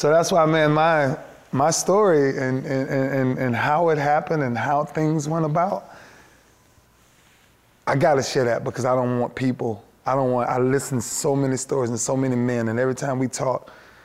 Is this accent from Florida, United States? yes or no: yes; Lakeland, Florida, United States; for where I'm from Lakeland